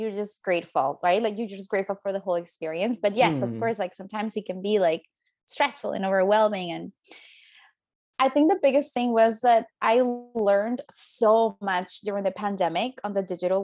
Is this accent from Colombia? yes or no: yes; Colombia; moved away as an adult; now in Toronto, Canada; I am from Colombia